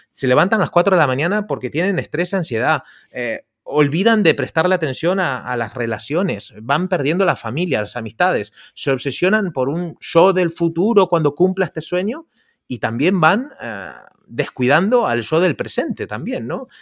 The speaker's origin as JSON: {"language": "Spanish", "country": "Argentina", "tie": "born or raised there", "also_born_or_lived": "Indonesia / Costa Rica", "moved": "yes", "lives_now": "Barcelona, Spain", "said": "yo, soy de Argentina, hace 20 años que vivo aquí en, España"}